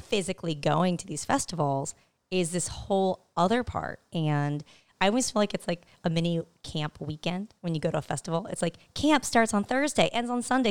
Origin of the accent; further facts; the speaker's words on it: El Cajon, California, United States; moved away; Eastern San Diego is a place called El Cajon, California